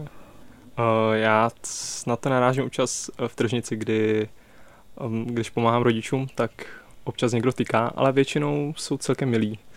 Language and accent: Czech; Prague, Czechia; já jsem z Prahy